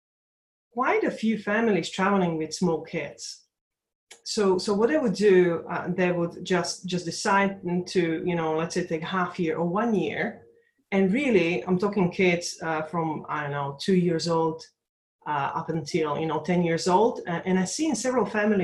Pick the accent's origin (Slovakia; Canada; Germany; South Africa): Slovakia; now in London, United Kingdom; I was born in Czechoslovakia at that time, it was one country holding two different nations, but my country now is Slovakia, so Slovak Republic